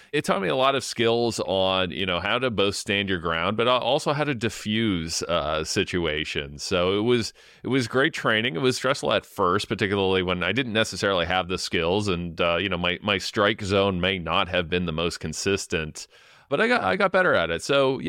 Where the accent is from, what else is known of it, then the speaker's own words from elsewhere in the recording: London, Ontario, Canada; So I grew up in London, Ontario, in the East End, in the manufacturing area that went through a real decline for 10 to 15 years